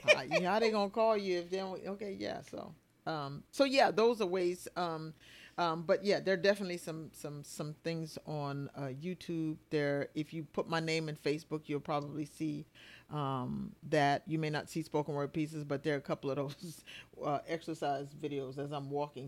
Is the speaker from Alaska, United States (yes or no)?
no; Bluffton, South Carolina, United States; I'm from Bluffton, South Carolina